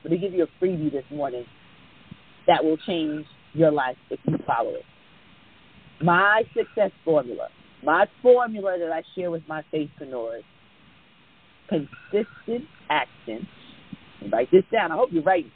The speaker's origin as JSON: {"language": "English", "country": "Jamaica", "said": "I'm West Indian, I'm Jamaican, and my grandfather used to fuss at me all the time."}